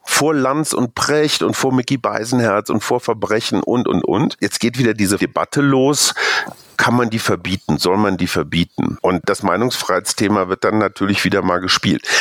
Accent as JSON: {"language": "German", "country": "Germany", "moved": "yes", "lives_now": "Peru", "said": "für uns, die wir als Deutsche als Kartoffeln bezeichnet werden"}